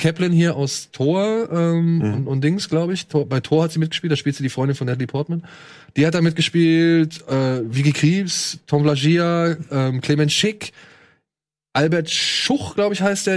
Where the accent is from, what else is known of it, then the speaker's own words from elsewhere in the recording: Germany; Bei uns in Deutschland